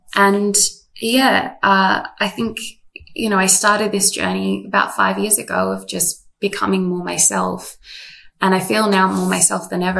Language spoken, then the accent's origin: English; Canberra, Australian Capital Territory, Australia; moved away as an adult; also born or lived in Sydney; I grew up in Canberra, moved to Sydney to do Bible college